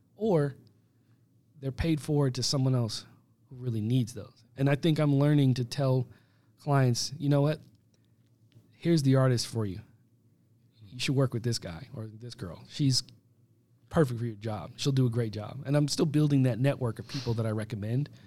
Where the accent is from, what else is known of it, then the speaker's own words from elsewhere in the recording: United States; as an American